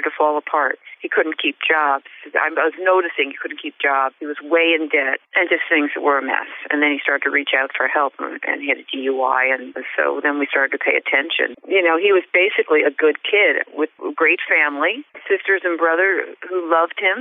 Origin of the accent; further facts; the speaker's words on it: New Jersey, United States; moved away as an adult; now in Manchester, Vermont, United States; I'm originally from New Jersey. I grew up in New Jersey, and I moved to Vermont 15 years ago.